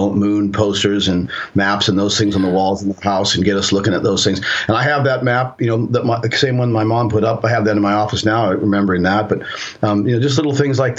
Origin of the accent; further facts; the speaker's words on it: Seattle, Washington, United States; also born or lived in Colorado; now in San Juan Islands, United States; where I grew up in Seattle